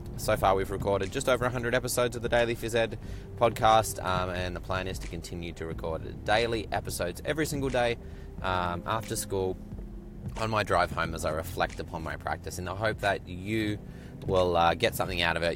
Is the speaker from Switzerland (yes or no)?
no; Australia; moved away; growing up in Australia, doing my university training in Australia